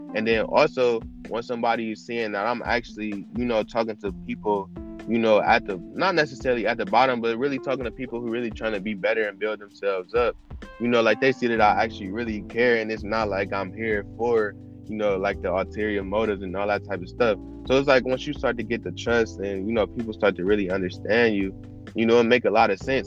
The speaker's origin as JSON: {"language": "English", "town": "Cleveland", "region": "Ohio", "country": "United States", "said": "I'm 21. I'm from Cleveland."}